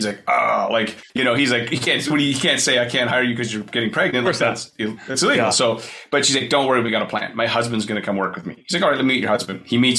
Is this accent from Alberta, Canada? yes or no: no; Kelowna, British Columbia, Canada; Kelowna, it's Kelowna, Canada. It's near Vancouver on the West Coast.